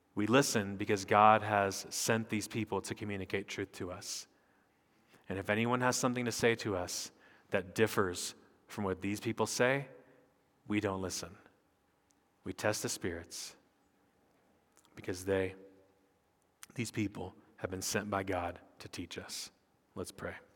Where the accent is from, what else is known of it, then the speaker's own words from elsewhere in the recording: United States; I'm a pastor from America, we're here on sabbatical